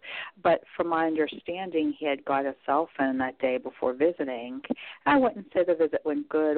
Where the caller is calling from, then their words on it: Pennsylvania, United States; I'm calling from Pennsylvania.